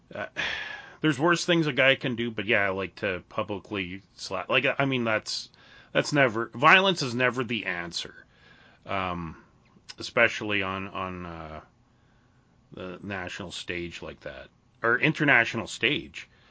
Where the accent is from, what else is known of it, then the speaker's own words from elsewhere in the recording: Canada; being Canadian